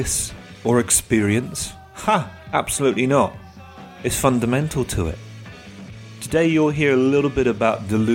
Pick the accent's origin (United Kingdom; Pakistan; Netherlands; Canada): United Kingdom; moved away; my home country of the UK